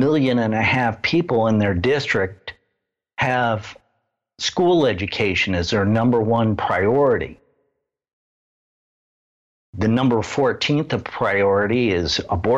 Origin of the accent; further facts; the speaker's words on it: Midwest, United States; I grew up in the Midwest, in the middle of the Bible Belt